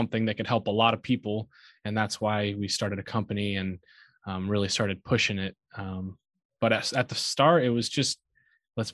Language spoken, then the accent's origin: English; Aurora, Nebraska, United States; I grew up in Aurora, Nebraska